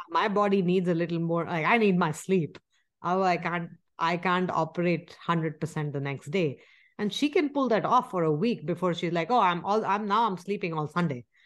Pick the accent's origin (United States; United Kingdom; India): India; moved away; we grew up in India.